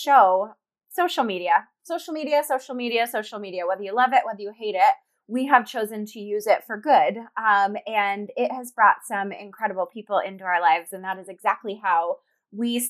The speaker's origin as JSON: {"language": "English", "region": "Colorado", "country": "United States", "said": "we're both from Colorado"}